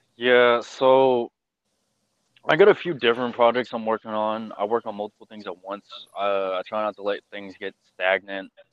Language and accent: English; Houston, Texas, United States; accent: southern drawl; I'm from Houston